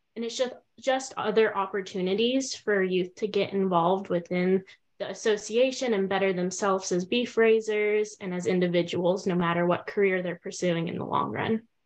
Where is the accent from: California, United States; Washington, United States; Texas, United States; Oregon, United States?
Texas, United States; Denton; I'm originally from Denton, Texas, and I'm currently attending school at Texas A&M University